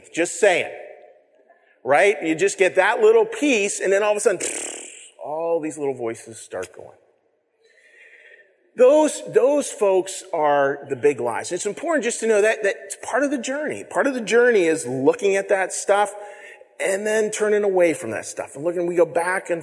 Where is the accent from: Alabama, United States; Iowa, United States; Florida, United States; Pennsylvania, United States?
Pennsylvania, United States; Western; I grew up in Western Pennsylvania